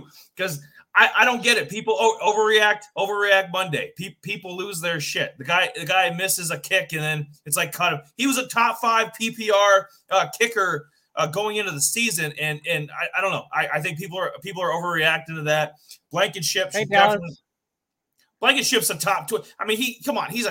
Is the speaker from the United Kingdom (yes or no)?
no; South Dakota, United States; we're from South Dakota